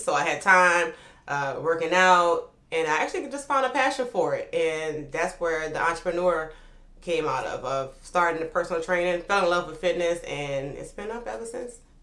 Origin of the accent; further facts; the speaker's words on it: New Orleans, Louisiana, United States; moved away as an adult; also born or lived in Oklahoma / Atlanta; I'm from New Orleans, Louisiana, uptown. Upper Line to be exact